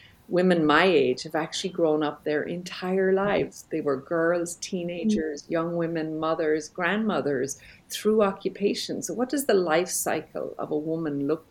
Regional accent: Belfast, Northern Ireland, United Kingdom; moved away; also born or lived in Jerusalem; I grew up in Belfast, Northern Ireland

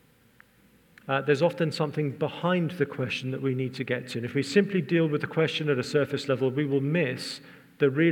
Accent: England, United Kingdom; I'm English

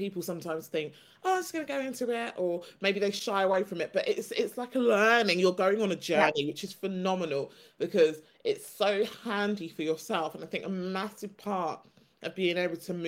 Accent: United Kingdom; I was born and raised in the UK, haven't lived anywhere else

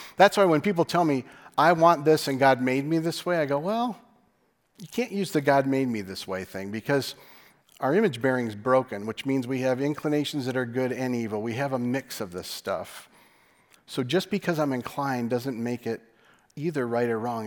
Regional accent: West Michigan, United States; we're from West Michigan

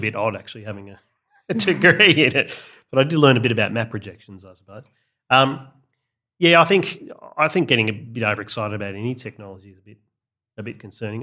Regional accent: Australia; I'm an Australian.

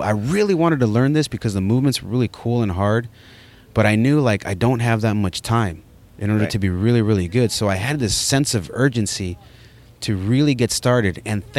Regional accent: Oxnard, California, United States; also born or lived in Ojai, California / Saticoy, California; now in San Francisco, United States; I realized, okay, now I'm in Oxnard.

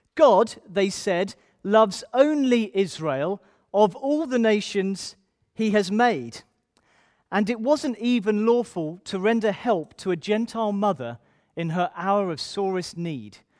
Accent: Ipswich, East of England, United Kingdom; I'm from Ipswich originally.

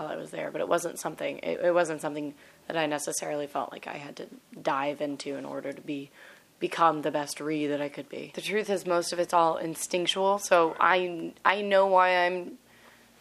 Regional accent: Kentucky, United States; accent: southern; I'm from Kentucky, so I have a southern accent

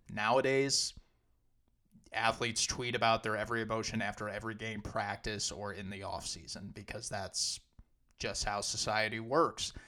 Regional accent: St. Louis, Missouri, United States; my hometown Rams

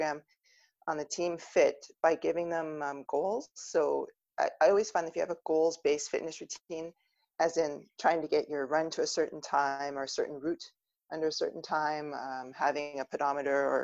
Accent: Ontario, Canada; I'm originally from Ontario.

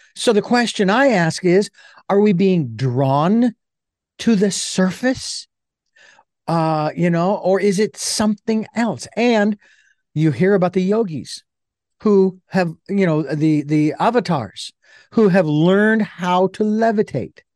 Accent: Phoenix, Arizona, United States; I was born and raised in Phoenix, Arizona

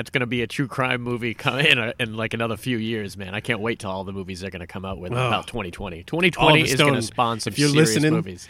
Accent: Massachusetts, United States; we're from Massachusetts

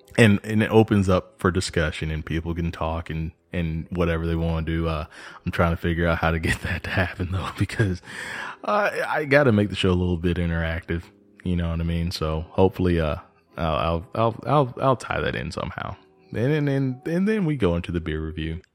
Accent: Texas, United States; moved away; also born or lived in Georgia; I'm originally from Texas, so it's kinda like moving home

